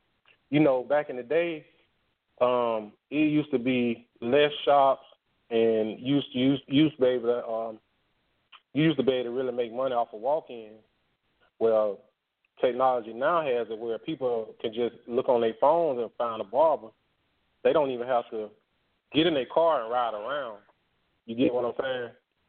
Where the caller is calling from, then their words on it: Atlanta, Georgia, United States; I'm calling from Atlanta.